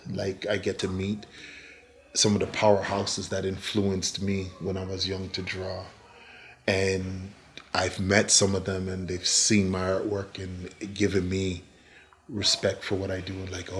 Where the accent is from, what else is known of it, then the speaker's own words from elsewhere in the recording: Newmarket, Ontario, Canada; moved away as an adult; we came from Newmarket, Ontario. We kind of changed the whole dynamics of our life, came down here, and we've established ourselves.